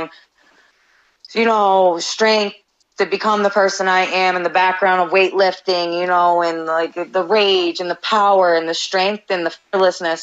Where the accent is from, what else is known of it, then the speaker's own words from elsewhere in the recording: Albany, New York, United States; also born or lived in Rotterdam, New York; I grew up in actually the location that I get announced from. That's the capital, you know, Albany